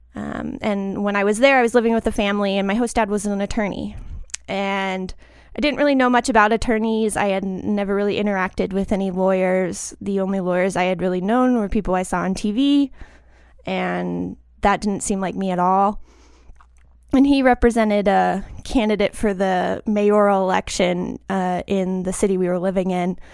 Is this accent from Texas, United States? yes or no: yes; Austin, Texas, United States; moved away as an adult; now in Tucson, United States; I'm from Austin